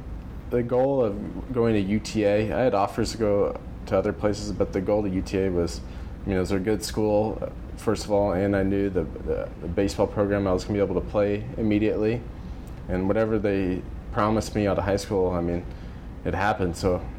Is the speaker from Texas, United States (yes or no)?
yes; Dallas, Texas, United States; Yep, I stayed in the area.